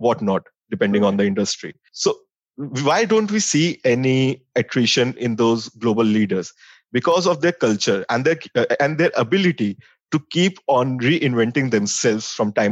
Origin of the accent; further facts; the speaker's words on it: Delhi, India; also born or lived in Dehradun; I'm born and brought up in Delhi. I've done my schooling from St. Xavier's School, Delhi.